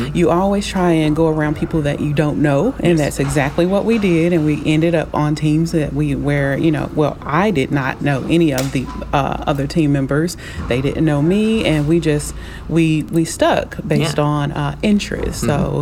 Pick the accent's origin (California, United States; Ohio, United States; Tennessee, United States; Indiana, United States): Tennessee, United States; Memphis; moved away as an adult; now in Nashville, United States; I am originally from Memphis, Tennessee, and we've been in Nashville about a couple of years